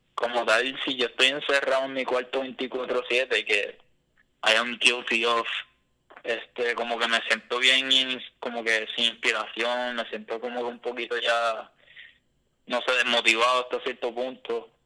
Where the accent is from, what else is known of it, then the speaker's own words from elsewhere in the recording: Puerto Rico; also born or lived in Boston; otro puertorriqueño común y corriente